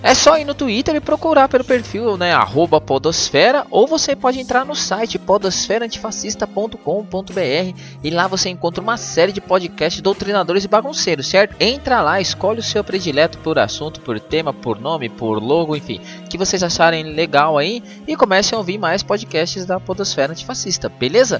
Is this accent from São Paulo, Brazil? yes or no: yes; São Paulo, Brazil; eu que sou da zona sul de São Paulo